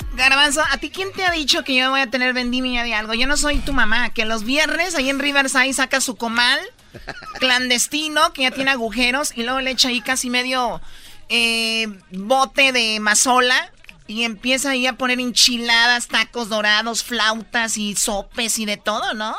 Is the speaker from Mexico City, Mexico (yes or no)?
no; Tepatitlán, Jalisco, Mexico; como yo soy de Tepatitlán